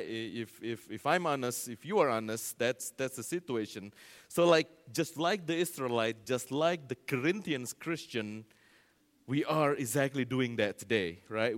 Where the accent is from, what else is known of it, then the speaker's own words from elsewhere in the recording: Indonesia; moved away; that's my home, uh, country there, Indonesia